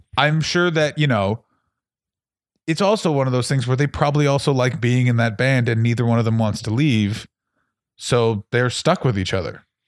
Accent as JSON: {"language": "English", "town": "Ottawa", "region": "Ontario", "country": "Canada", "said": "I'm from Ottawa, with same place as Tom Green"}